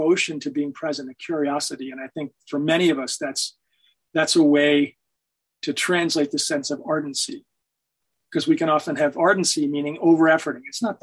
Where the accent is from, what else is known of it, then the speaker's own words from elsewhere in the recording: Hanover, New Hampshire, United States; moved away; my hometown of Hanover